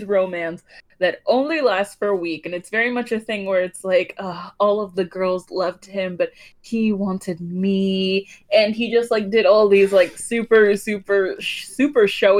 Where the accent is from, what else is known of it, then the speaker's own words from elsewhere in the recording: Georgia, United States; I am from Georgia